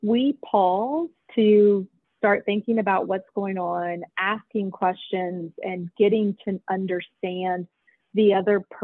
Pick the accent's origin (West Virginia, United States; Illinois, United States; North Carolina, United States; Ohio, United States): West Virginia, United States; Fayette County; I have lived my entire life in West Virginia. I grew up in Fayette County.